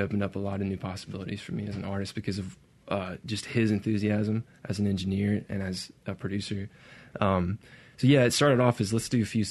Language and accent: English; Brandon, Mississippi, United States; I grew up in Brandon, Mississippi